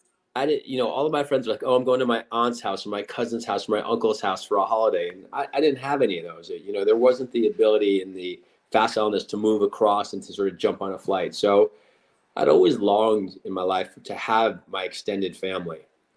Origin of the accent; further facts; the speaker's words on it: East Coast, United States; also born or lived in Los Angeles; now in Connecticut, United States; I grew up on the East Coast and I trained at Yale in Connecticut.